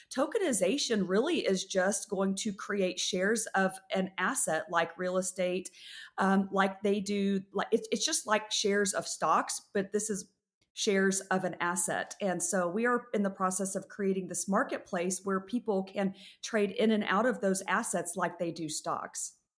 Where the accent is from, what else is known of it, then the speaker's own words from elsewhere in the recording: West Texas, United States; I grew up in West Texas